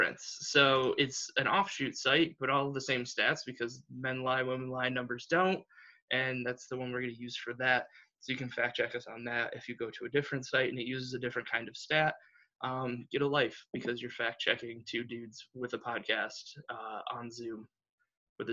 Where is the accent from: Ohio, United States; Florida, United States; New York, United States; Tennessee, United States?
Ohio, United States; near Toledo; moved away as an adult; also born or lived in Akron, Ohio; now in Wisconsin, United States; I grew up like near Toledo, and then I live outside of Akron